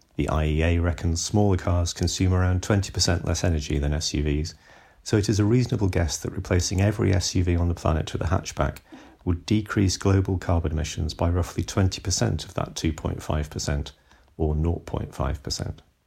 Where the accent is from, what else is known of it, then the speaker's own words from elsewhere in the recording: Bristol, South West England, United Kingdom; My hometown of Bristol